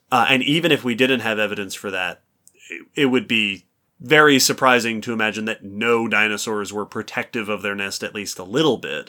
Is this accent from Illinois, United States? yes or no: no; New York, United States; I grew up in New York